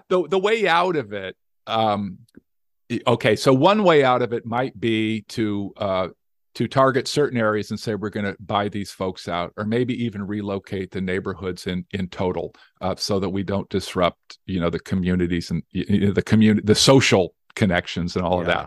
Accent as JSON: {"language": "English", "town": "Las Vegas", "region": "Nevada", "country": "United States", "said": "I'm from Las Vegas, Nevada"}